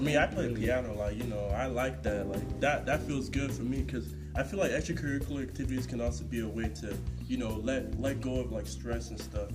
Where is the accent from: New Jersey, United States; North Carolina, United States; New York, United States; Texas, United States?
Texas, United States; Houston; now in Lindsborg, United States; I run track uh, from Texas, Houston, Texas